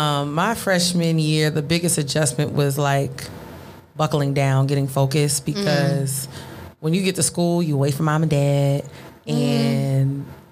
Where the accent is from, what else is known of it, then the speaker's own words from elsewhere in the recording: New Jersey, United States; moved away as an adult; Jersey. I'm a Jersey girl.